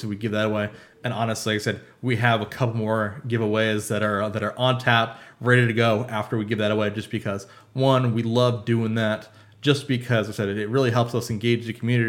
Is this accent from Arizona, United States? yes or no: yes; Arizona, United States; we're from Arizona